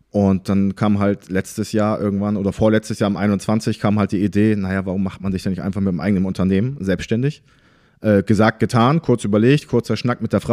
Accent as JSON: {"language": "German", "town": "Bremervörde", "region": "Lower Saxony", "country": "Germany", "tie": "born or raised there", "said": "Aufgewachsen bin ich in Bremerförde im Landkreis rotenburg wümme"}